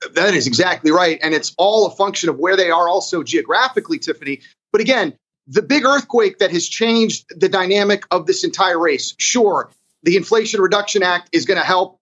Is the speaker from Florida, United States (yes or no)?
yes; Florida, United States; my home state of Florida